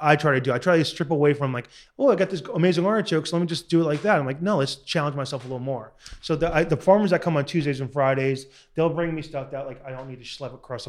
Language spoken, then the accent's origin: English; Long Island, New York, United States; moved away as an adult; now in Southern California, United States; growing up in Long Island, shit town